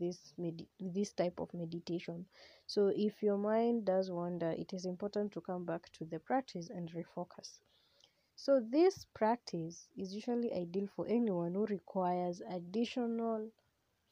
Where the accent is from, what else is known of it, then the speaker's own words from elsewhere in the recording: Kenya; I use Swahili because I am a Kenyan and I'm a very proud Kenyan.